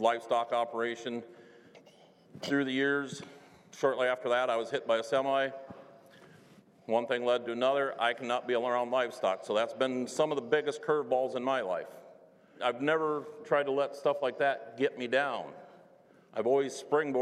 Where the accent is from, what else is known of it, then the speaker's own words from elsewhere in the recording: Northeast Iowa, United States; I was born and raised in Northeast Iowa, God's country